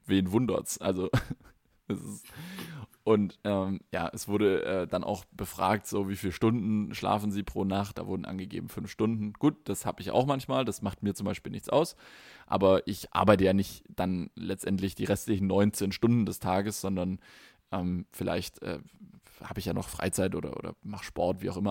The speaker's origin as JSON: {"language": "German", "country": "Germany", "said": "bei uns in Deutschland"}